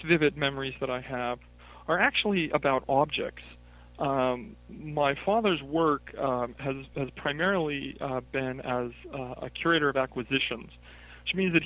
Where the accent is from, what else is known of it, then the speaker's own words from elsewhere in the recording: Salt Lake City, Utah, United States; moved away as an adult; now in Williamsburg, United States; I live in Virginia now. I live in Williamsburg, Virginia, but I grew up in Salt Lake City, Utah